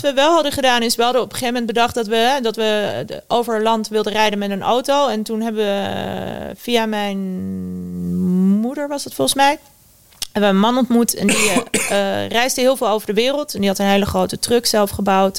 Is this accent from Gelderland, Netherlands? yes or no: no; Westland, South Holland, Netherlands; Ik kom uit het Westland, waar, waar alle kassen staan